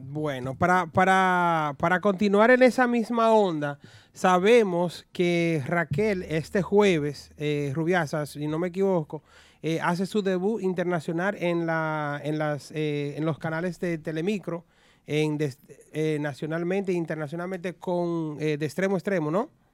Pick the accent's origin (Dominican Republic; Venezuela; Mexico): Dominican Republic; los dominicanos somos una, un, mix de taínos, africanos y españoles.